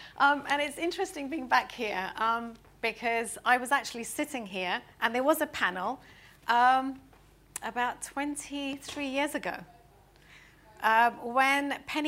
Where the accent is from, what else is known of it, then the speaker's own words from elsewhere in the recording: India; now in London, United Kingdom; Interestingly enough, as an Indian citizen, so there's a whole, you know, legacy of foreigners helping shape British policy on sustainability issues and other issues.